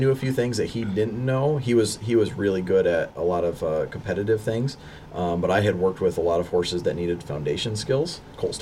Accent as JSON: {"language": "English", "region": "Michigan", "country": "United States", "tie": "born or raised there", "also_born_or_lived": "Avon Park, Florida", "moved": "as an adult", "lives_now": "Florida, United States", "said": "I was born in Florida, Avon Park, Florida, but I grew up in Michigan"}